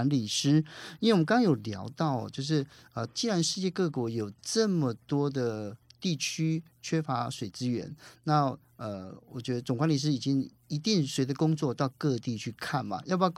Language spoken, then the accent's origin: Chinese; Taiwan; also born or lived in Mauritania; 我跟他讲说我是台湾来的